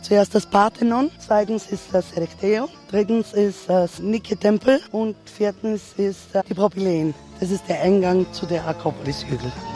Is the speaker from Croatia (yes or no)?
no; Greece; zu uns in Griechenland